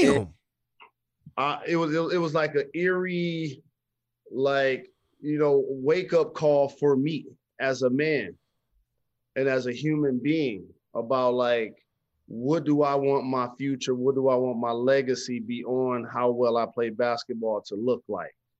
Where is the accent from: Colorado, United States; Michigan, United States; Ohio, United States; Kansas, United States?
Michigan, United States; Detroit; I grew up playing basketball in Detroit public schools